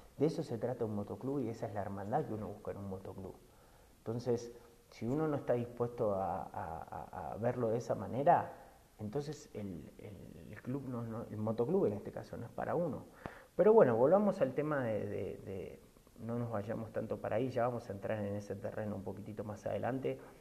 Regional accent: Argentina; moved away as an adult; now in Mexico; soy argentino, que vivo hace 15 años en México

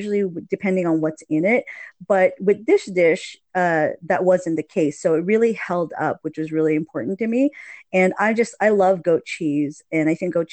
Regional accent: Hawaii, United States; moved away; I'm from Hawaii and I really tripped out when I moved up to the mainland

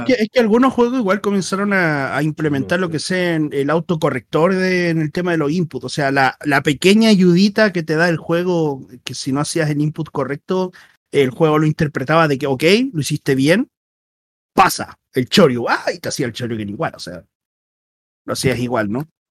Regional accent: Chile

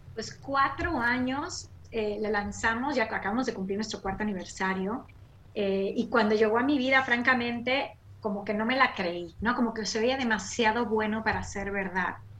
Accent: Mérida, Yucatán, Mexico; moved away as an adult; now in United States; yo soy de Mérida, Yucatán, México. Nací y crecí en la Blanca Mérida.

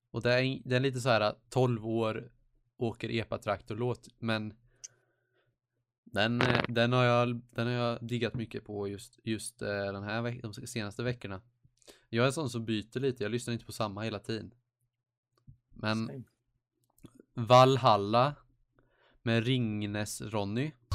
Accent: Småland, Sweden; Jag är smålänning själv

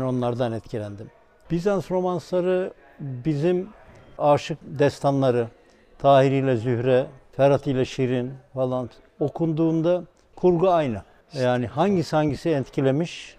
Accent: Tekirdağ, Turkey; Ben Tekirdağlıyım

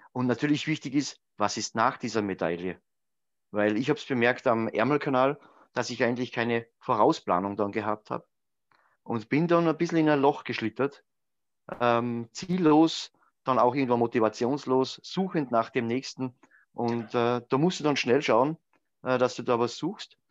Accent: Grundlsee, Styria, Austria; am Grundlsee, meiner Heimatgemeinde

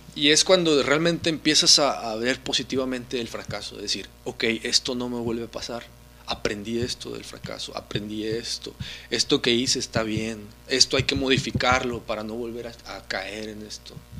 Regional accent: Mexico; como mexicanos

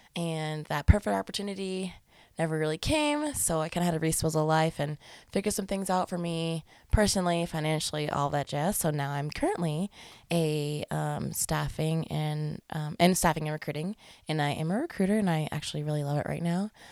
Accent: Colorado Springs, Colorado, United States; also born or lived in South Dakota; now in Denver, United States; I'm a Colorado native. I was born in Colorado Springs. Um, stayed down there the most of my life

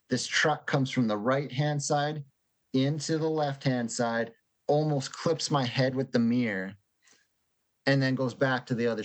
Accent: Canada

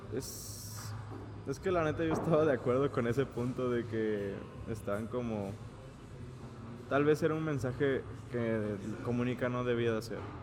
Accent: Mexico; los mexicanos somos muy humildes

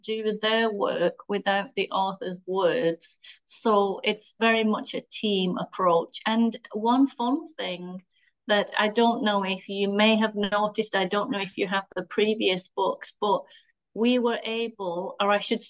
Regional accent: England, United Kingdom; moved away as an adult; now in Michigan, United States; you can hear I'm from Britain.

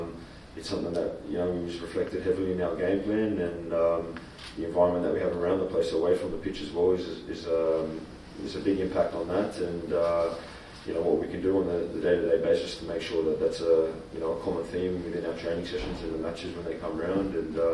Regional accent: Australia; what we stand for as being, yeah, the Australian national team and being an Australian.

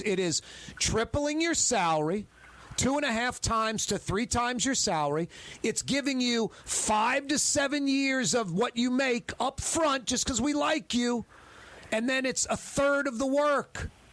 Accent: United States; I'm an American

